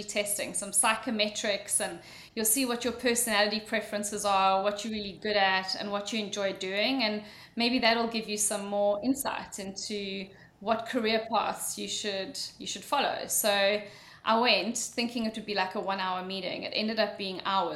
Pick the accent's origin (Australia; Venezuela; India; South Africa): South Africa; moved away as an adult; also born or lived in Mauritius / Dublin, Ireland; I'm sure you're all wondering what my accent is, I went to school in South Africa. I was born in a little island of Mauritius